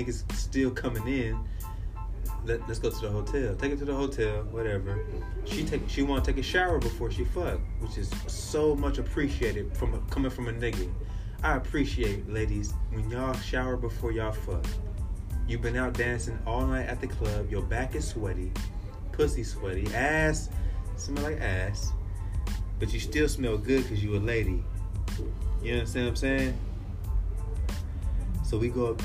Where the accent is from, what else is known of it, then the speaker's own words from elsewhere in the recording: California, United States; Growing up in California